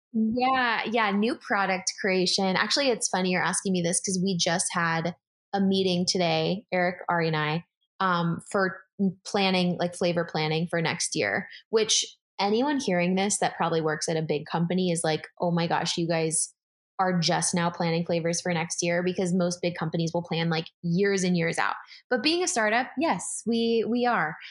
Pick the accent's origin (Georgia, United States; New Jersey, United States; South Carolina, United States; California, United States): California, United States; San Diego; moved away as an adult; also born or lived in San Francisco; now in Philadelphia, United States; I grew up actually in San Diego, lived in San Francisco for a hot sec for college, and then I'm now in Philadelphia